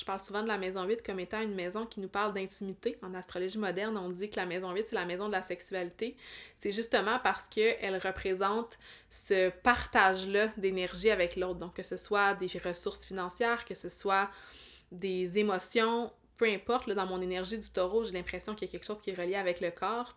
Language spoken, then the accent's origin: French; Abitibi, Quebec, Canada; moved away as an adult; also born or lived in Montreal area; ma ville natale